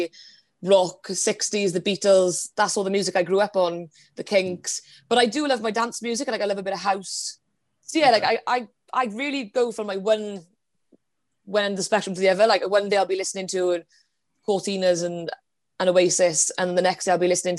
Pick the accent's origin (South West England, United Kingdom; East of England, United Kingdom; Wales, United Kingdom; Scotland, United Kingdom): Wales, United Kingdom; the Valleys; I live back home in Wales. I'm from the Valleys